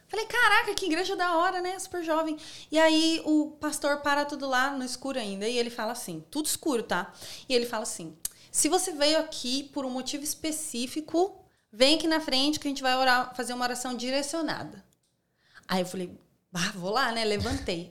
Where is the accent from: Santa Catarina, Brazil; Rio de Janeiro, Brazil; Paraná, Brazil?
Paraná, Brazil; Foz do Iguaçu; moved away as an adult; now in Sydney, Australia; Eu vim de Foz do Iguaçu, no Paraná.